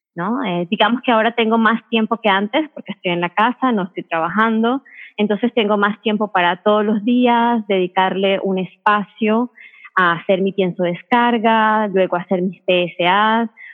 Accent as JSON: {"language": "Spanish", "country": "Venezuela", "said": "Yo soy venezolana, sigo comiendo con el sazón venezolano"}